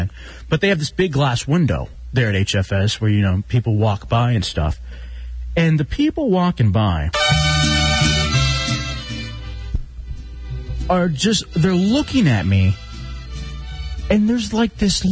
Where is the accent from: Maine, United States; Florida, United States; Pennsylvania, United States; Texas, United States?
Texas, United States; West; growing up in West Texas